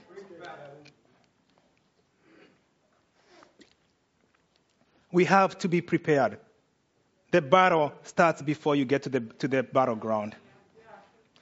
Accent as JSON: {"language": "English", "country": "Kenya", "said": "I'm Kenyan"}